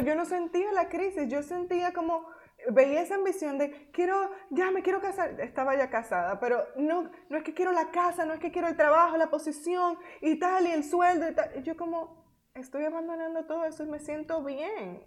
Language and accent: Spanish; Dominican Republic; moved away as an adult; also born or lived in United States / Nicaragua; Nosotras somos dominicanas